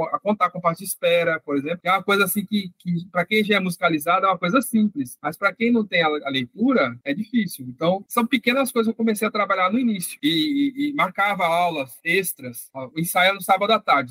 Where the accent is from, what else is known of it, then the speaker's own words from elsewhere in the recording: São Paulo, Brazil; moved away as an adult; now in Recife, Brazil; a gente que é de São Paulo